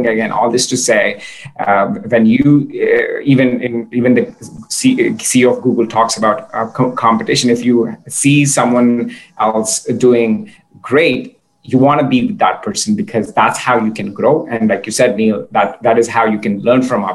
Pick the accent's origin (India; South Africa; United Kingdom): India; as an Indian engineer